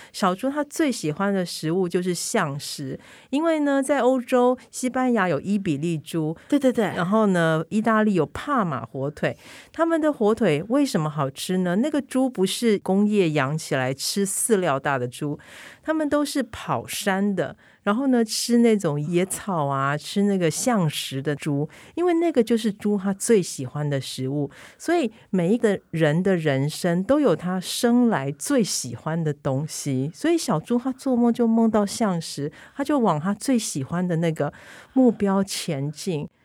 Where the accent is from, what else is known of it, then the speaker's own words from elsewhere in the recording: Taiwan; now in Italy; 我们台湾人好爱美食